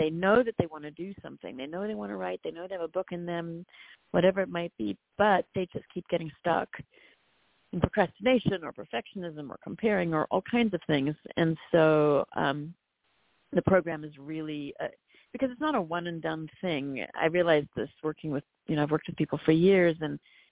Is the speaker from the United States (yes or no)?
no; South Africa; I'm from South Africa